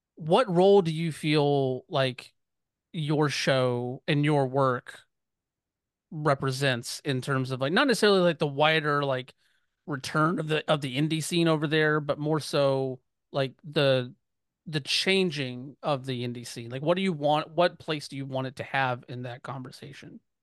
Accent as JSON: {"language": "English", "region": "Georgia", "country": "United States", "tie": "born or raised there", "said": "I grew up in Georgia"}